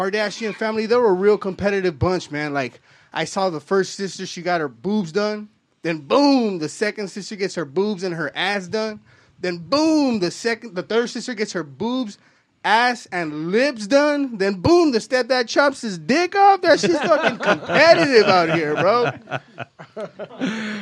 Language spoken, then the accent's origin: English; East Los Angeles, California, United States; I'm born and raised in East Los Angeles